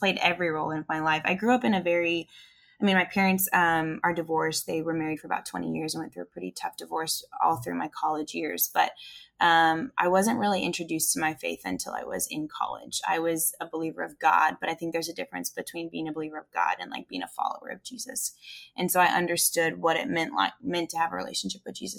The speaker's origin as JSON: {"language": "English", "country": "Canada", "moved": "yes", "lives_now": "Nashville, United States", "said": "I'm a Canadian ex-ski racer living in Nashville, Tennessee, running a spin studio."}